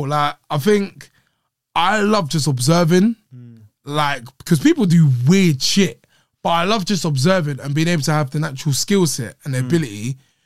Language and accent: English; London, United Kingdom; moved away as an adult; also born or lived in Ilford; now in Wembley, United Kingdom; I grew up in East London, moved to Wembley for uni